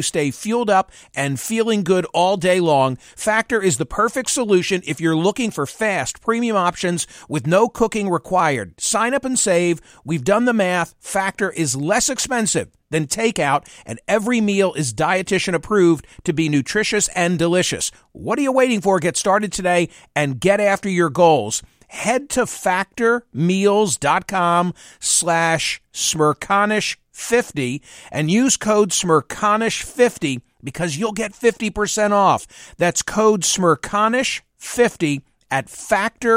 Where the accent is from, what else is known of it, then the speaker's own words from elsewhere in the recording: United States; having been born and raised in the United States